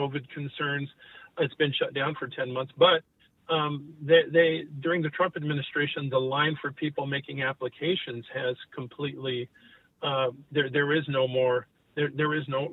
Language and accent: English; Nogales, Arizona, United States; where are you from? And I say Nogales